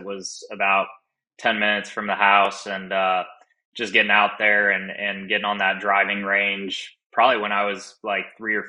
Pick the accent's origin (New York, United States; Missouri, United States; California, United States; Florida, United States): California, United States; East Bay, Northern; I grew up in Northern California, just outside of San Francisco in the East Bay area.